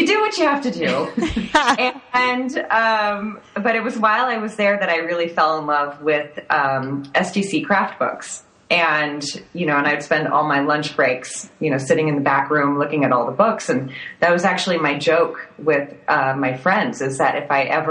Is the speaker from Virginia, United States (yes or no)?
no; Thousand Oaks, California, United States; I grew up in Thousand Oaks, California, in Southern California